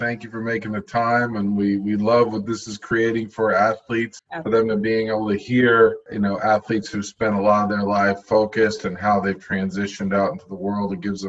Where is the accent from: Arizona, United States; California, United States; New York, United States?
New York, United States; I'm from New York as well.